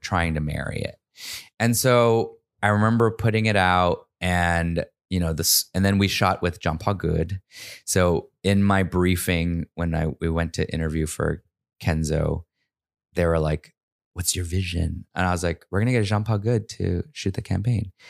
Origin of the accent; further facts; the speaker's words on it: United States; growing up in America as an immigrant